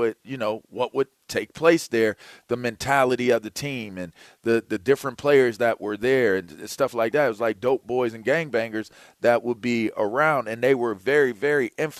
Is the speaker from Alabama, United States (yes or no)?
no; Pittsburgh, Pennsylvania, United States; I grew up in Pittsburgh